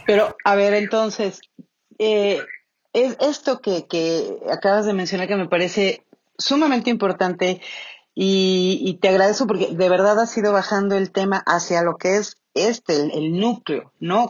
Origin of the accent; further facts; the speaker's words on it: Mexico; el 15 de septiembre todos gritamos viva México y tomamos tequila